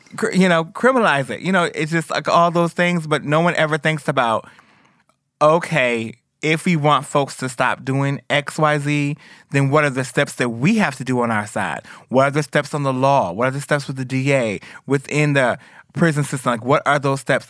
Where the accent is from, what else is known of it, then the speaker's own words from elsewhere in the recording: Detroit, Michigan, United States; moved away; Where I'm from Detroit, where girls is killed all the time